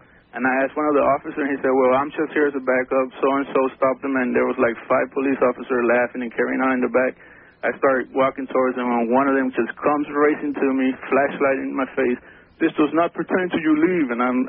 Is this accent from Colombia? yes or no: yes; Colombia; now in Miami, United States; from Colombia.